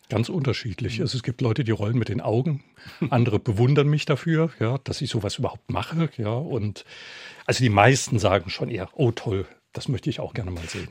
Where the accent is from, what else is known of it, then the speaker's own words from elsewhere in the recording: Saarbrücken, Saarland, Germany; Das ist meine Heimat. Ich bin dort in der Ecke aufgewachsen